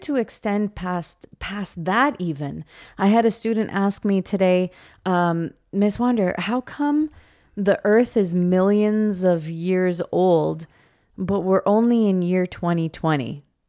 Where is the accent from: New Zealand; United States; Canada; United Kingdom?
Canada; Toronto, Ontario; we were born and raised here in Toronto